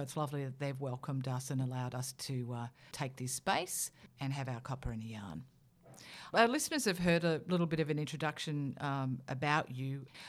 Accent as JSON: {"language": "English", "region": "South Australia", "country": "Australia", "tie": "born or raised there", "said": "I was born off country as well, but this is in South Australia."}